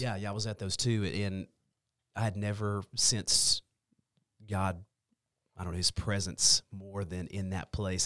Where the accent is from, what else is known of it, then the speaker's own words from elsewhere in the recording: Longview, Texas, United States; also born or lived in Hallsville, Texas; I grew up in Longview. I grew up on the south side of Longview